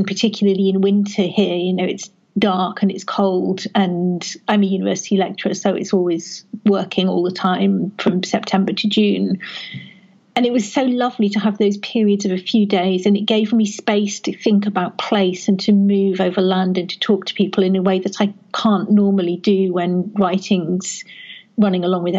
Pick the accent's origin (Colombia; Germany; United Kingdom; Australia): United Kingdom; Northern England; I grew up in the North, and when I moved to the South to go to university was the first time I really saw the North, because, of course, if you grow up in it, it's normal.